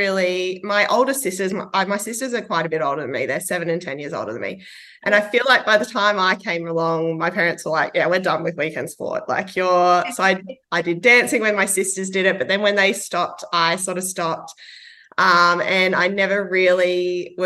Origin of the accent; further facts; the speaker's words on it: Queensland, Australia; also born or lived in Sydney; now in Sunshine Coast, Australia; I grew up in Queensland, but then moved to Sydney. I've lived all over, but I was based in Sydney for about 15 years and then moved up to the Sunshine Coast, a few years ago. Back to Queensland.